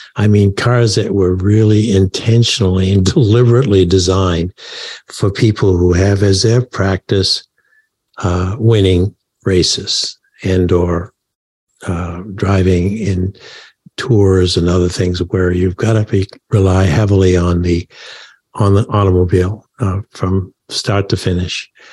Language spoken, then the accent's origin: English; Maine, United States; I was from Maine